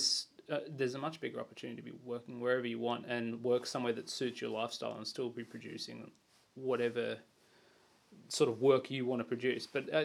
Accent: Sydney, New South Wales, Australia; now in Wagga Wagga, Australia; I'm from Sydney.

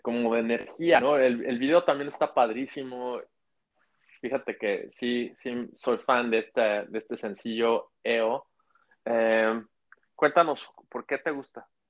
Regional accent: Mexico; soy de México

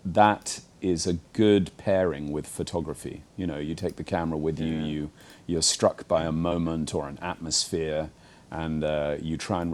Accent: United Kingdom; now in Hong Kong; I'm British

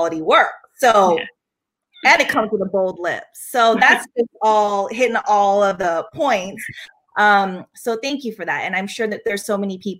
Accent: Philippines; now in France; I live in France, and as a Filipino woman

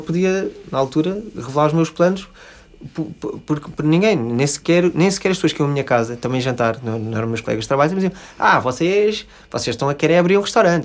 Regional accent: Lisbon, Portugal; sou, sou de Lisboa, uhum. uh, vivi cá a minha vida toda

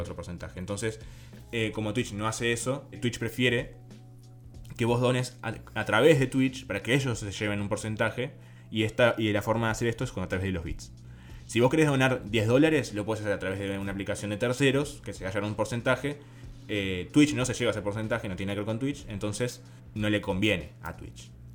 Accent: Uruguay; Si vos sos de Uruguay, como en nuestro caso

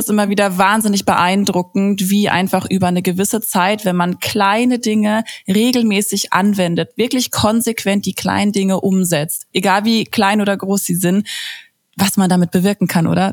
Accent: Baden-Württemberg, Germany; bei uns in Baden-Württemberg

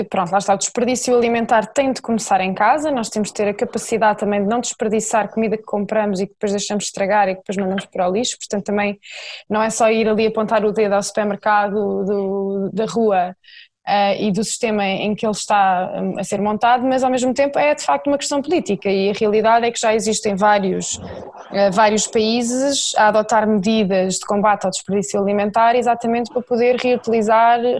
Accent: Coimbra, Centro, Portugal; eu sou de Coimbra

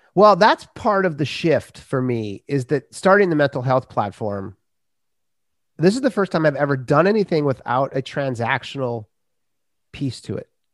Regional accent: Minnesota, United States; I grew up in Minnesota

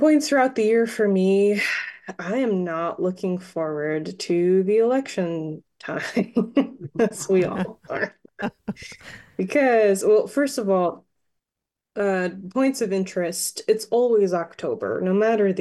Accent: Long Island, New York, United States; also born or lived in Fire Island; now in California, United States; where I'm from on Long Island

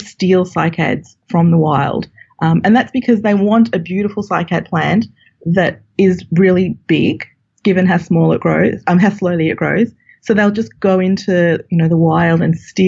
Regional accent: Australia; moved away; as you can tell from my accent, I'm from Australia

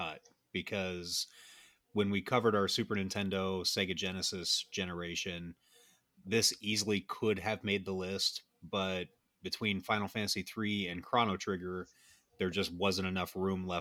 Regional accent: United States; American soccer fans

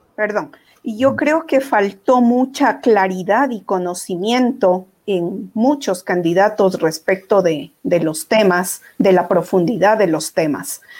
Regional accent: Ecuador; como ecuatorianos

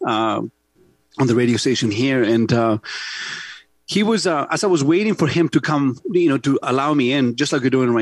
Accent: Santiago, Santiago Metropolitan Region, Chile; English is a second language; now in Canada; growing up in Santiago, Chile, in gang-ridden

